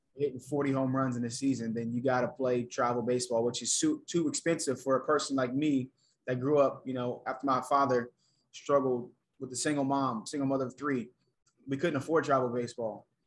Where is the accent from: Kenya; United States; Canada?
United States; Atlanta, Georgia; moved away; also born or lived in South Carolina; I was born in Atlanta, had both my parents, went to college, right? Grew up in the suburbs